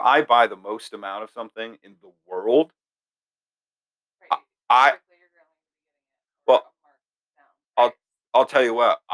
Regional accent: Castleton, Vermont, United States; my hometown, Castleton, Vermont

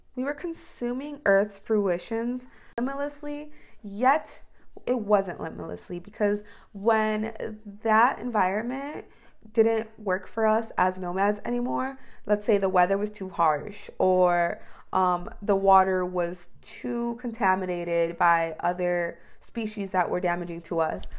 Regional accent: United States

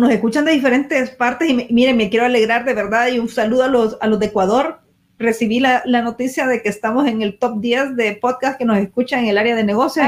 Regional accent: El Salvador; nosotros que somos del Salvador

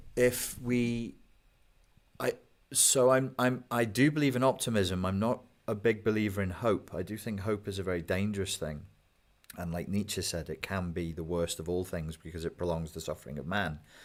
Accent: United Kingdom; I'm British.

